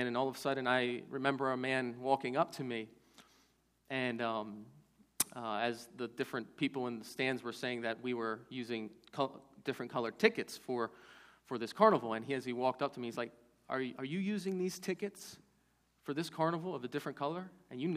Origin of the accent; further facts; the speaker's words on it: Baltimore, Maryland, United States; When I was a kid, growing up in Baltimore